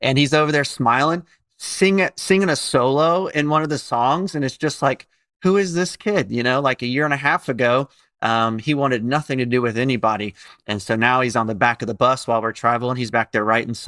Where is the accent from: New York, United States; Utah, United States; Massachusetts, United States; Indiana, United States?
Indiana, United States; Indianapolis; moved away as an adult; now in Tampa, United States; where we grew up in Indianapolis